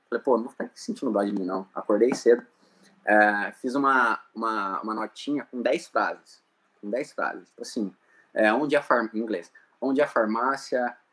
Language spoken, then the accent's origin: Portuguese; Lins, São Paulo, Brazil; moved away; eu sou de Lins, interior de São Paulo, uma cidade muito pequena, sabe?